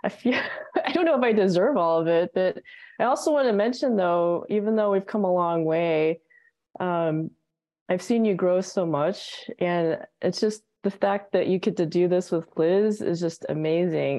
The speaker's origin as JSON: {"language": "English", "country": "United States", "moved": "as an adult", "lives_now": "Australia", "said": "I'm an American"}